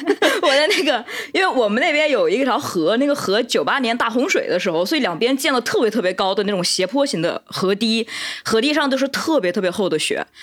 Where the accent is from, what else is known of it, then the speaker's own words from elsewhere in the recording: southern China, China; moved away; 我是偏南方人，南方是很少有大雪的。